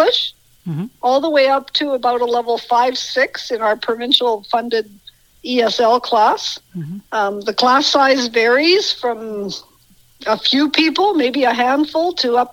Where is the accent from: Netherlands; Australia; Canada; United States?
Canada; Brooks, Alberta; I grew up in Brooks, and I've watched how it's changed over the years